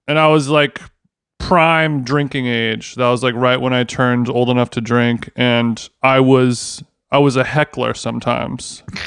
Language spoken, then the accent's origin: English; Orange County, California, United States; me growing up in Orange County, California